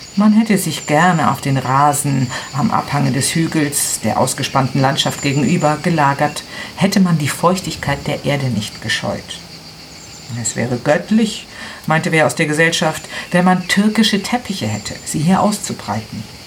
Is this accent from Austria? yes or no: no; Milan, Lombardy, Italy; German is a second language; moved away as an adult; now in Garbagna, Italy; Äh, ich bin Italienerin. Ich habe immer in Mainland gewohnt